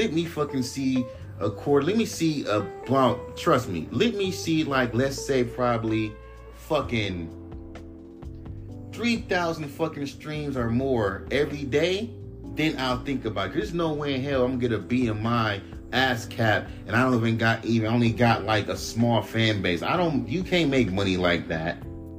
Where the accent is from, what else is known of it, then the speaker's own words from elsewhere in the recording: West Coast, United States; Oh, I'm from the West Coast. I live in Inglewood.